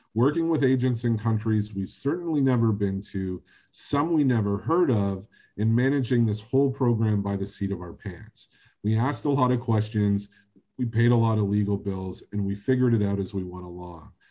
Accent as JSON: {"language": "English", "country": "Canada", "said": "as a Canadian"}